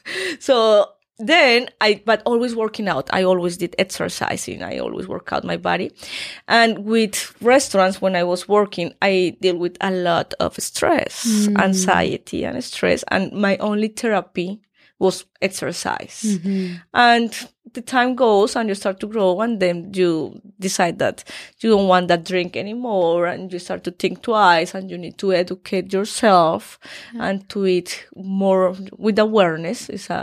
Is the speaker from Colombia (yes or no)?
yes; Colombia; English is a second language; moved away as an adult; also born or lived in Daytona Beach, Florida, United States / Miami, United States; now in Los Angeles, United States; I'm Colombian.